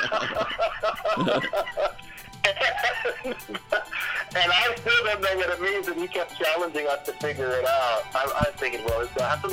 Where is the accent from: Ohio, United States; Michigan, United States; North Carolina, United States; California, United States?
California, United States; Los Angeles; I grew up in Studio City